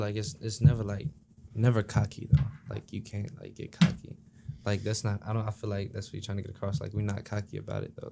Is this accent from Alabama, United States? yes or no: no; Memphis, Tennessee, United States; now in East Lansing, United States; I'm from Memphis